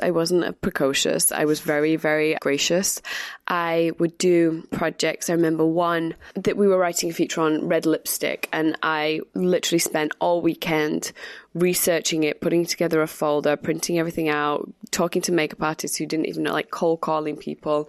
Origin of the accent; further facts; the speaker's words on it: Manchester, North West England, United Kingdom; moved away as an adult; also born or lived in London; I grew up in Manchester, went to college there, and then left at 19 years old and came to London